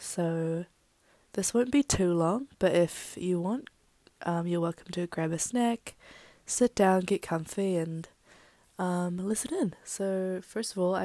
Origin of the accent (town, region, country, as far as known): Wellington, New Zealand; born or raised there; also born or lived in Philippines